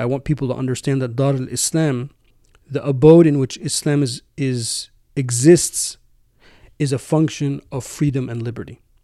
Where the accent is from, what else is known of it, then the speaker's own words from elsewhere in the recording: United States; my home country, the United States